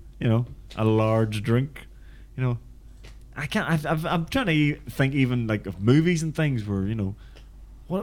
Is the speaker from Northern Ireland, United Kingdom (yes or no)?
yes; Belfast, Northern Ireland, United Kingdom; accent: Belfast; my Belfast accent